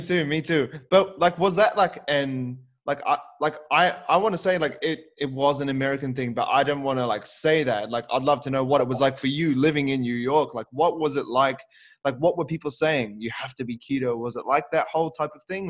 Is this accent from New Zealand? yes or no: yes; New Zealand; moved away; also born or lived in Auckland; I moved away from my family in New Zealand and I lived on my own.